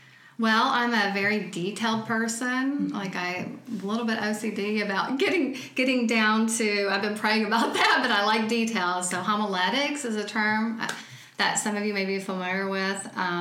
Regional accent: Dayton, Ohio, United States; born there; also born or lived in Austin; And I was born in Dayton, though, and so I'm part Northern.

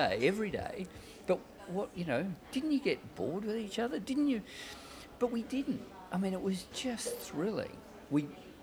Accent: Australia; we're Australian. But she's different. She's South African Australian, and I'm Australian.

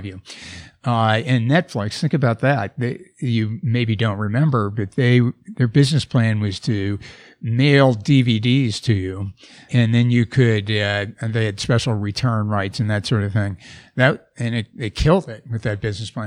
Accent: Wisconsin, United States; moved away; I grew up in Wisconsin

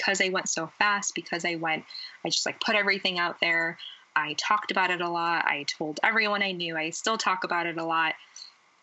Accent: United States; born and raised in the United States

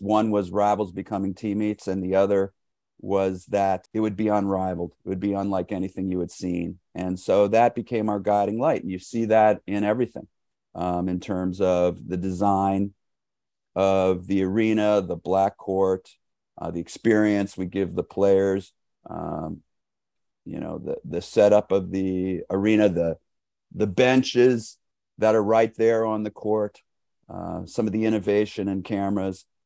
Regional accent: New York City, New York, United States; I grew up in New York City

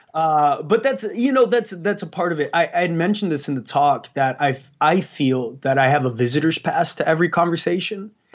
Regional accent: San Antonio, Texas, United States; also born or lived in Los Angeles, California; I was born in Los Angeles, but I was eventually raised in Texas, San Antonio.

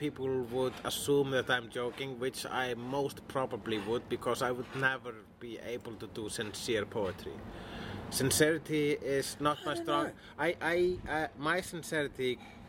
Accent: Iceland; I'm Icelandic.

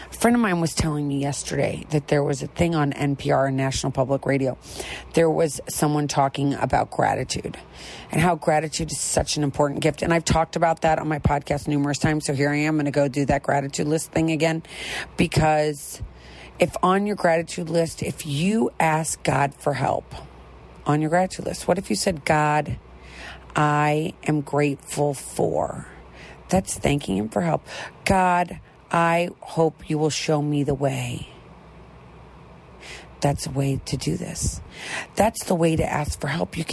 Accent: Midwest, United States; I'm from the Midwest

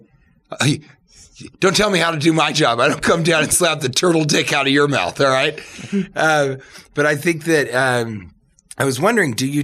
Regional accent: Denver, Colorado, United States; also born or lived in Manhattan, New York / Los Angeles; now in New York, United States; I'm from Colorado

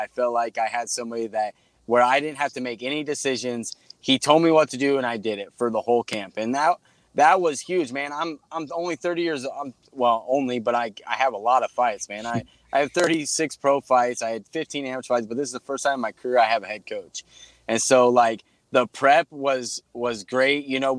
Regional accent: Midwest, United States; cause growing up in the Midwest circuit, like, Kansas City is only 2.5 hours from us.

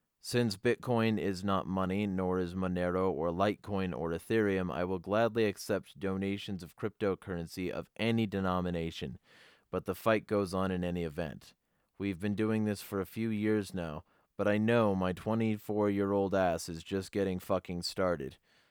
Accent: Michigan, United States; Although we are both from Michigan, James and myself have traveled to many states to promote freedom.

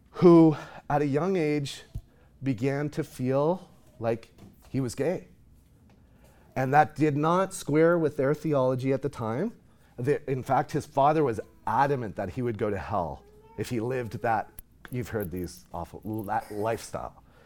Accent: Nova Scotia, Canada; moved away as an adult; also born or lived in Knoxville, Tennessee; now in Texas, United States; I'm from Nova Scotia, on the east

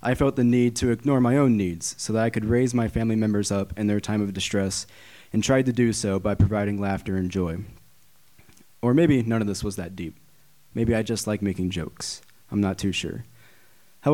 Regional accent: Hannibal, Missouri, United States; moved away as an adult; I grew up in Hannibal, Missouri

